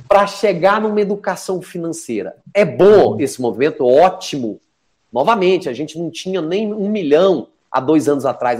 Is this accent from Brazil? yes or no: yes; Minas Gerais, Brazil; Eu sou mineiro, né?